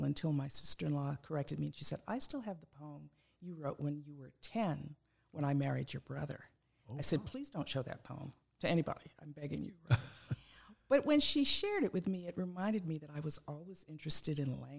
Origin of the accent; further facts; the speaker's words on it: Los Angeles, California, United States; I was born and raised in Los Angeles. I'm that rare native Angeleno.